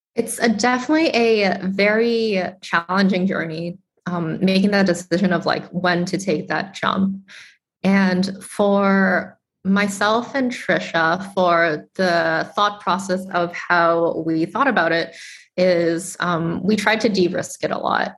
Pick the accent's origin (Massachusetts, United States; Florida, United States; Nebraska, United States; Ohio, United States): Massachusetts, United States; Boston; i am a chinese american immigrant I grew up in Boston, Massachusetts